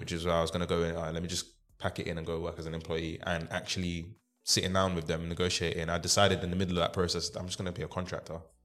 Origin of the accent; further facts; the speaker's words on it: London, United Kingdom; I grew up in South London, Deptford